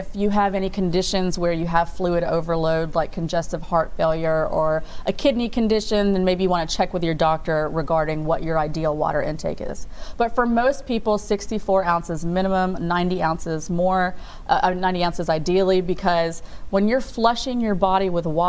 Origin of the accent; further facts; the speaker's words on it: India; Again, obviously I'm biased, I'm Indian, so I grew up with all these Eastern traditions.